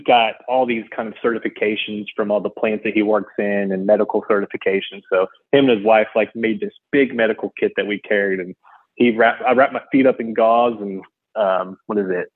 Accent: Houston, Texas, United States; I'm from Houston

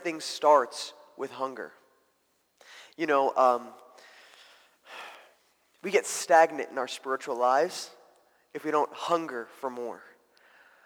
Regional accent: New Jersey, United States; moved away; also born or lived in Mozambique; I grew up in New Jersey

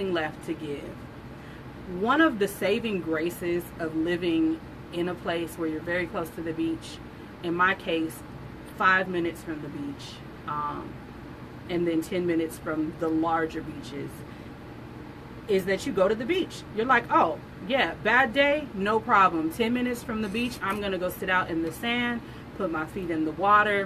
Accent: Southern California, United States; I grew up in Southern California during the gangsta rap

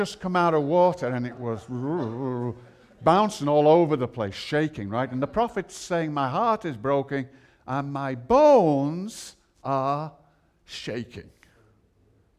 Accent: Liverpool, North West England, United Kingdom; I'm from Liverpool

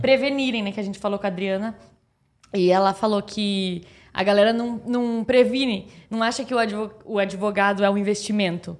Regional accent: Piracicaba, São Paulo, Brazil; eu sou do interior de Piracicaba

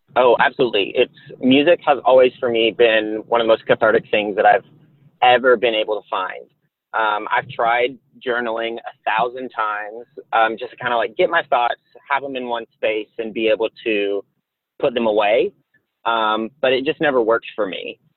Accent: the South, United States; I grew up in the South

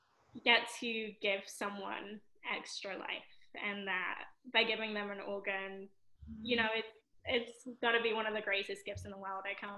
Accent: Florida, United States; accent: mixed; also born or lived in London; So I'm originally from London, but I did move to Florida when I was 6. So my accent is a little bit mixed, I would say.

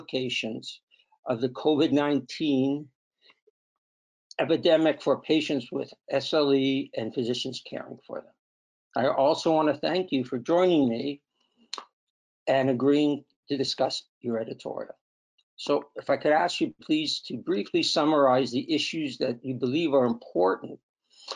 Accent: Canada; we're Canadian

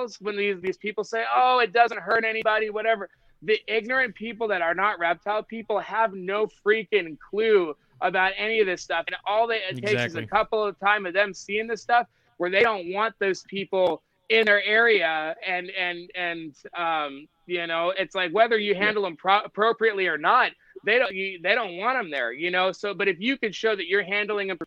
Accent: Las Vegas, Nevada, United States; I grew up in Las Vegas, Nevada, where I got my experience catching native venomous species

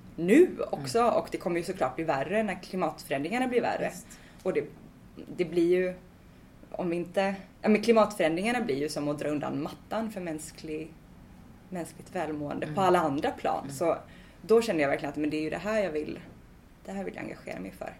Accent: Svartedalen, north of Gothenburg, Bohuslän, Västra Götaland, Sweden; jag föddes i Svartedalen som är ett naturreservat norr om Göteborg i Bohuslän

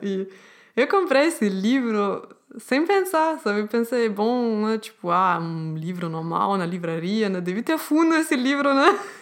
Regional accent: Germany; Portuguese is a second language; eu sou alemã, eu não sou brasileira

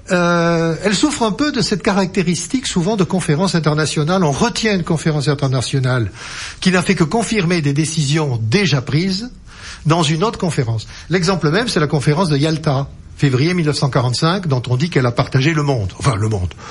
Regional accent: Lot-et-Garonne, Nouvelle-Aquitaine, France; moi, je suis du Lot-et-Garonne

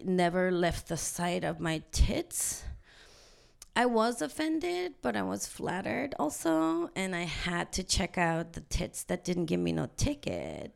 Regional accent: South Korea; now in Vancouver, Canada; I'm from South Korea

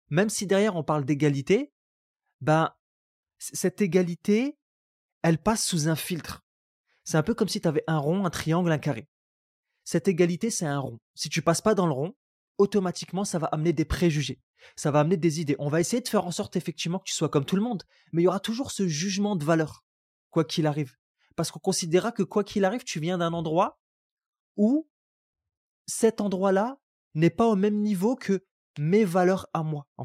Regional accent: Algeria; born there; Je suis né en Algérie. j'ai grandi dans une double culture, dans le sens où, à l'école, j'ai été dans les écoles françaises.

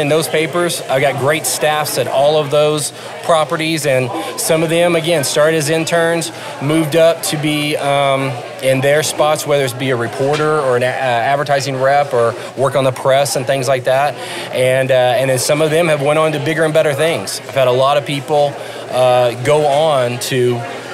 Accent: Muskogee, Oklahoma, United States; moved away as an adult; also born or lived in Weatherford, Oklahoma / Fond du Lac, Wisconsin / Montgomery, Alabama / Shreveport, Louisiana; I grew up in Muskogee, Oklahoma.

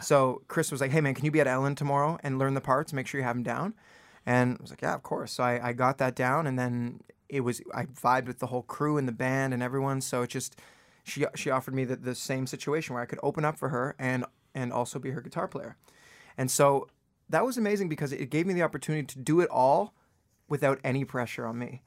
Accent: Toronto, Ontario, Canada; moved away as an adult; also born or lived in Vancouver; now in Los Angeles, United States; I was born in Vancouver, and I grew up in Toronto, just the outskirts of Toronto

